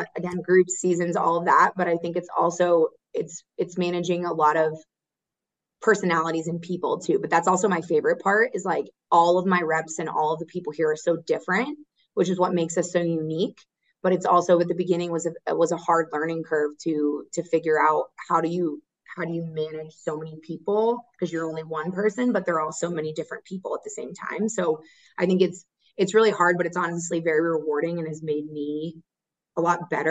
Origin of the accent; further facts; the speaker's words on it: Orlando, Florida, United States; moved away as an adult; also born or lived in Aiken, South Carolina / Notre Dame, Indiana / Detroit, Michigan; now in Charlotte, United States; I grew up right outside of Orlando